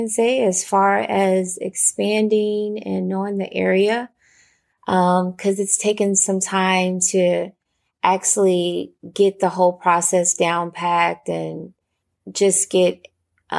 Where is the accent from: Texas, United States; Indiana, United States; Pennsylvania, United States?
Texas, United States; Houston; with Healing Den Farms here in Houston, Texas